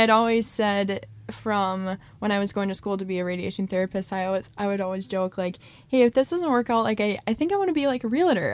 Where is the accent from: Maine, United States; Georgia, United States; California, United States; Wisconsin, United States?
Wisconsin, United States; Mosinee; I grew up in Mosinee.